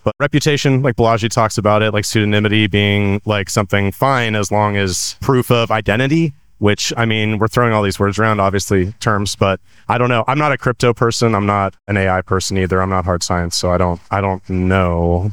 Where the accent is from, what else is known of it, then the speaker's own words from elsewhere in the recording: California, United States; I'm from California